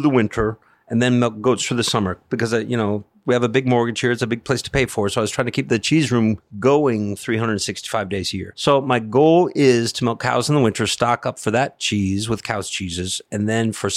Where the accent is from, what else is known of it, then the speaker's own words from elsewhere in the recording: United States; moved away as an adult; also born or lived in Tuscany, Italy; now in West Coxsackie, United States; I'm American